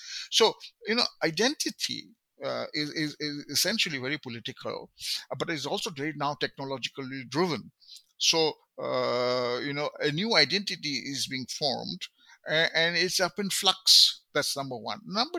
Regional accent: West Bengal, India; when I say, you know, I'm from Bengal and I'm looking at Hindi heartland, this is one kind of identity I want to articulate through my politics.

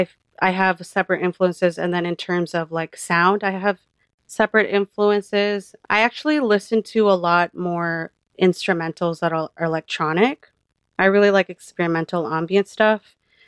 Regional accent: Philippines; Well, because I'm Filipino, I can do this.

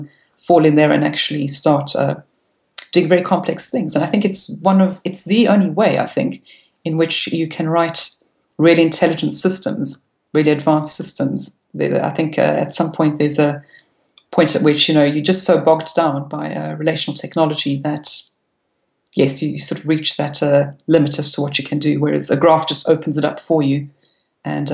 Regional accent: South Africa; moved away as an adult; now in United Kingdom; I've been in the UK now for 16 years, but yes, I still do. I do try and speak it with any South Africans

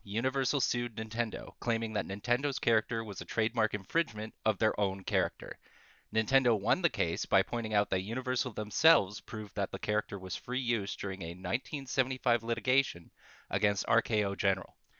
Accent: Canada; as a Canadian

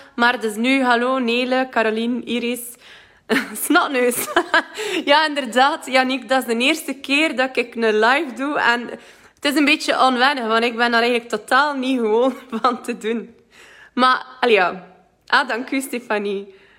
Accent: West Flanders, Belgium; accent: West Flemish; moved away; ik kan het niet verstoppen dat ik van West-Vlaanderen ben

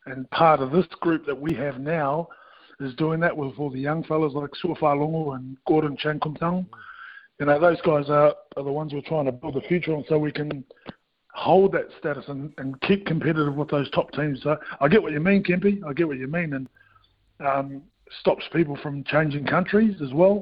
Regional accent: New Zealand; as a Kiwi kid

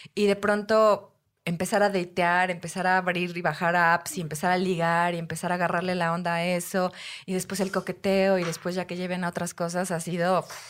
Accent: Puebla, Mexico; Soy de Puebla

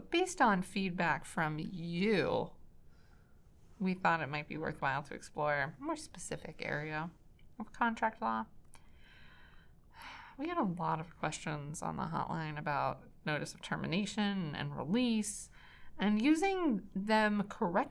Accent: Boston, Massachusetts, United States; I'm from Boston

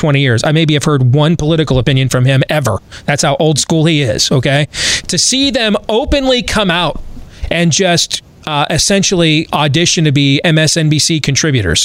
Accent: Michigan, United States; now in Iowa, United States; I'm wearing a Michigan Big Ten championship shirt today because I grew up there and I'm a Michigan fan

